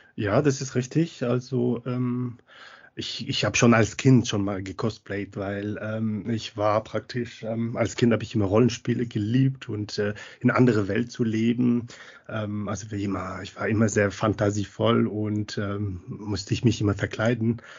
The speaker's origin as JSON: {"language": "German", "town": "Montpellier", "region": "Occitania", "country": "France", "second_language": "German", "moved": "as an adult", "lives_now": "Munich, Germany", "said": "weil ich äh, aus Frankreich komme, aus Montpellier ursprünglich, aber schon länger in Deutschland, also über über 20 Jahre."}